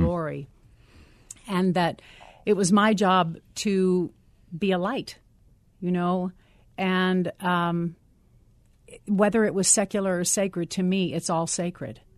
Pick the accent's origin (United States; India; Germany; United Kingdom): United States; Ohio; I'm, I'm from Ohio